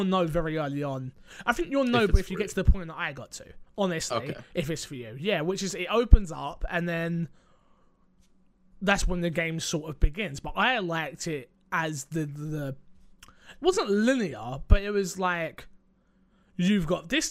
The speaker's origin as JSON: {"language": "English", "country": "United Kingdom", "said": "I'm British"}